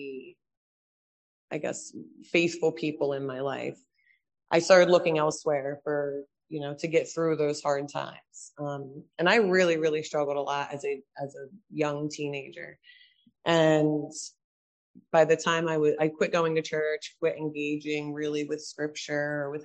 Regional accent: New Jersey, United States; We attended a lot of churches around South Jersey

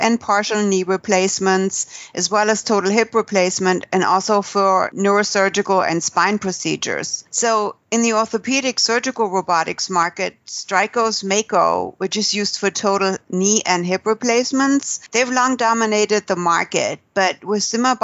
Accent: San Diego, California, United States; here in my hometown in San Diego

